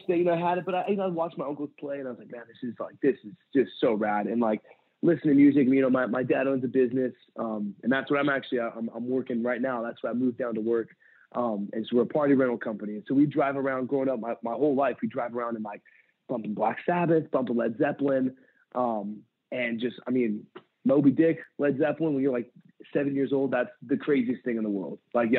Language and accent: English; San Pedro, California, United States; I grew up in San Pedro, California, and I left there. I just turned 18.